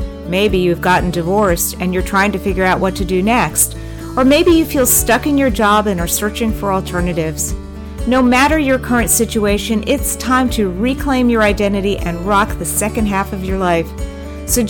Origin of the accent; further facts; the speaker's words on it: New Jersey, United States; now in South Florida, United States; I was born in New Jersey and grew up in New Jersey.